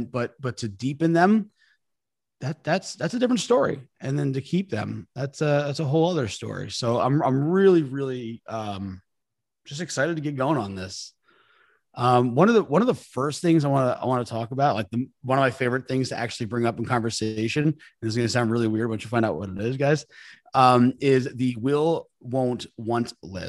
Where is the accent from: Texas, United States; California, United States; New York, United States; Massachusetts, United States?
New York, United States; I'm a New Yorker.